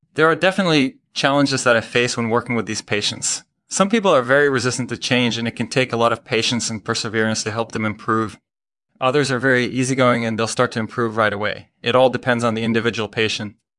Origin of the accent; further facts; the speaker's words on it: Belgium; moved away as an adult; also born or lived in Maryland, United States; now in Montreal, Canada; I grew up in Belgium